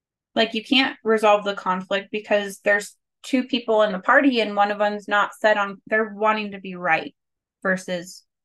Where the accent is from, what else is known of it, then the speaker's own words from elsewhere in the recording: California, United States; is it an Arizona thing? Because I grew up in California.